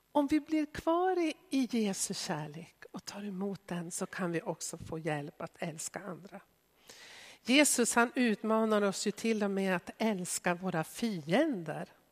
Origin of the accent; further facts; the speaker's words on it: Sweden; som etniska svenskar som har vuxit upp i Sverige